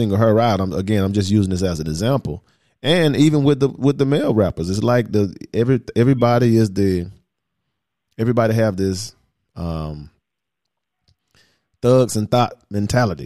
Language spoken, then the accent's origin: English; the South, United States; Here we are from the South